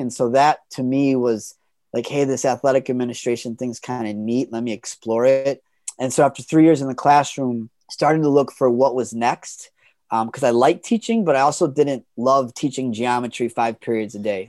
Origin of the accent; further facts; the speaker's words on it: Chicago western suburbs, Illinois, United States; moved away as an adult; also born or lived in Boston; I actually was lucky enough to end up teaching in Chicago, where, you know, I grew up in the Western suburbs, and so I was close to home